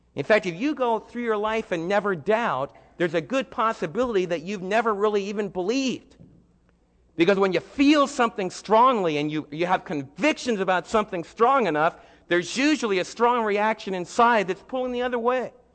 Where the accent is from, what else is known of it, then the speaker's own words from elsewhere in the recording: United States; as American believers